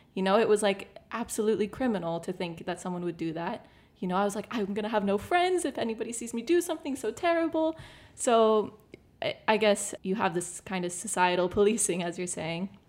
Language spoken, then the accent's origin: English; Canada; moved away as an adult; now in Malta; I grew up in Canada